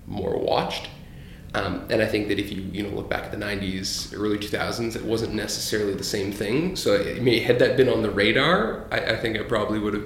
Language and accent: English; Paris, Ontario, Canada; also born or lived in Hamilton, Ontario / Halifax, Nova Scotia; I grew up really in like a small town, Paris, Ontario